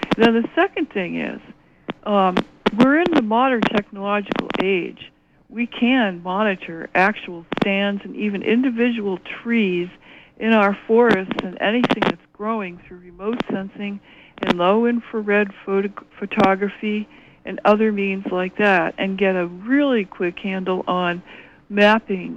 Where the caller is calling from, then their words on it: Orono, Maine, United States; I'm calling from Orono